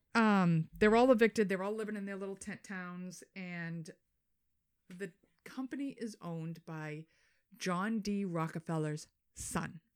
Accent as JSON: {"language": "English", "town": "Boston", "region": "Massachusetts", "country": "United States", "accent": "Boston"}